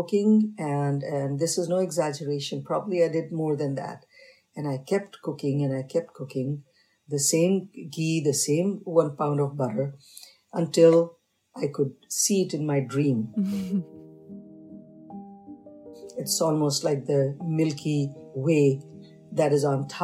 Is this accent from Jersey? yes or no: no; North India, India; moved away; I was raised in North, but I have a parental heritage of South